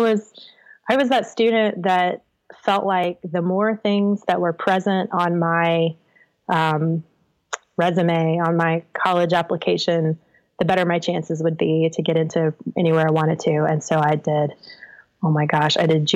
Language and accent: English; Kernersville, North Carolina, United States; moved away; I am from Kernersville, North Carolina, which is a little suburb around the Winston-Salem, Greensboro, High Point area of North Carolina. It's a great place to grow up